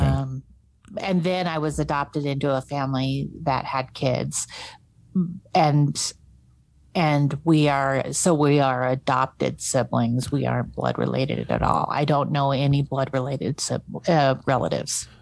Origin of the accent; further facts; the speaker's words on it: North Idaho, United States; also born or lived in South Korea; I was raised in North Idaho